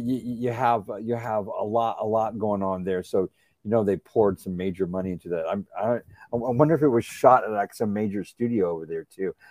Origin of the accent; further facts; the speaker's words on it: San Antonio, Texas, United States; San Antonio, I grew up in San Antonio, Texas